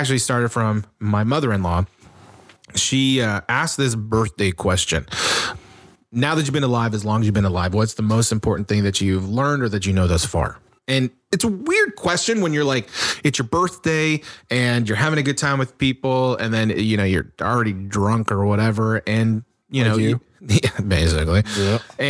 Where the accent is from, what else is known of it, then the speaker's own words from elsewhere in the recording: Orange County, California, United States; I grew up here in Orange County.